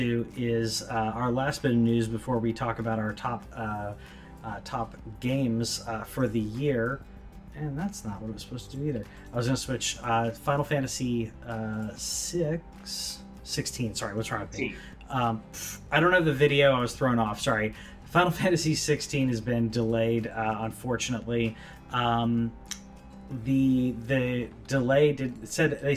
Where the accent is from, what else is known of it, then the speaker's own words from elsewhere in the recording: United States; me as an American